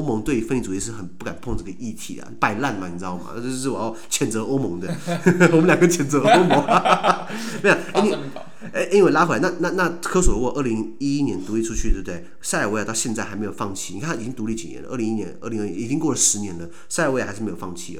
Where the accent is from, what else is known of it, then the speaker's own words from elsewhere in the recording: Taiwan; 就是我们台湾